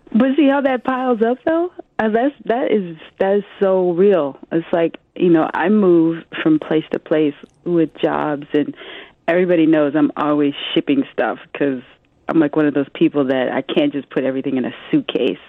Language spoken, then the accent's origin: English; Omaha, Nebraska, United States; now in New York, United States; I'm a Midwesterner too, because uh, mm-hmm. I, I come from Omaha, Nebraska